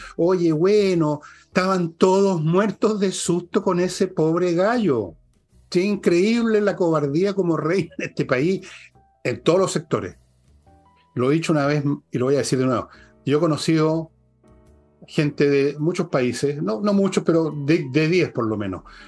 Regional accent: Chile; somos todos chilenos

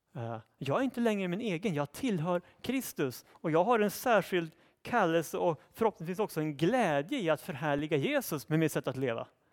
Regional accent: Sweden; Vi tänker naturligtvis som svenskar utifrån ett svenskt perspektiv

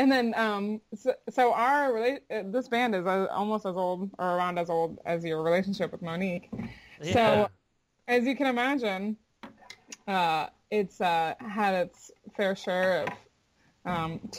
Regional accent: Florida, United States; I'm from Florida, and my mother's Jamaican

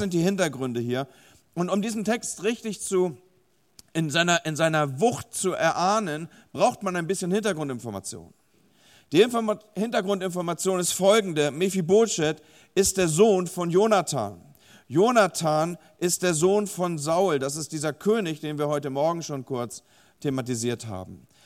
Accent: Hamburg, Germany; now in Bremen, Germany; ich selber wohne zwar in Bremen, beziehungsweise lebe in Bremen und arbeite in Bremen, aber ich komme ursprünglich aus Hamburg

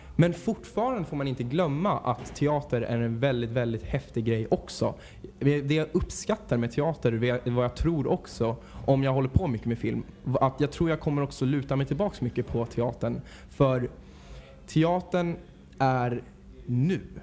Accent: Mariefred, Södermanland, Sweden; moved away as an adult; now in Stockholm, Sweden; Jag kommer ursprungligen från Mariefred, Mariefred

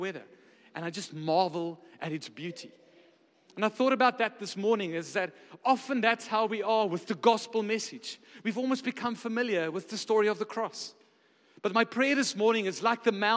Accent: Pretoria, Gauteng, South Africa; moved away as an adult; also born or lived in Stellenbosch, Western Cape; I come from Pretoria. There's not a lot of mountains there. There's a bit of hills

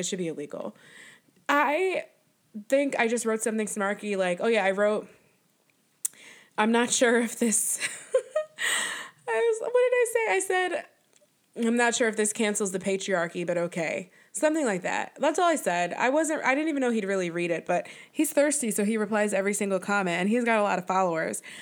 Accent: Buffalo, New York, United States; growing up in Buffalo, New York

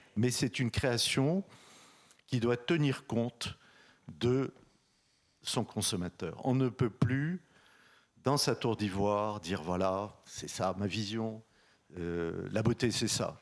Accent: Casablanca, Casablanca-Settat, Morocco; je suis né à Casablanca, au soleil, c'est là où j'ai eu ma première expérience de mode

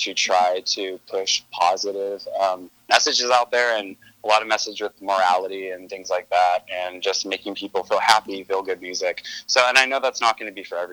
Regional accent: Stockton, California, United States; I grew up in Northern California in Stockton.

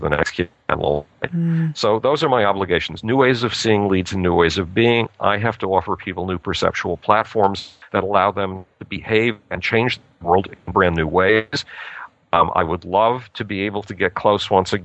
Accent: Buffalo, New York, United States; the Unitarian Youth Group in my hometown, Buffalo, New York

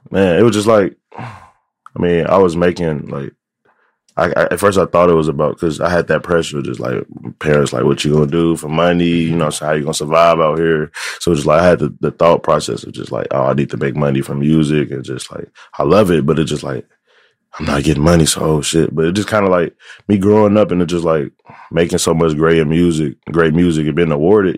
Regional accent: United States; growing up on the South Side

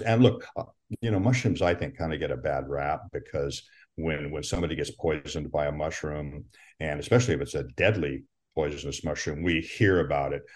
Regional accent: Pacific Northwest, Washington, United States; I was born in the Pacific Northwest, and what we're really uh, known for out here is it, Washington

